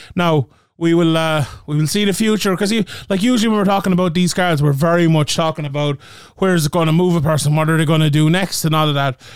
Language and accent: English; Ireland; my beautiful home country, of Ireland